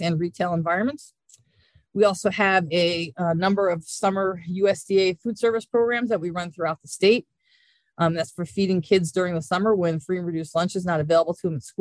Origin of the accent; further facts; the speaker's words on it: Hudson Valley, New York, United States; I grew up in the Hudson Valley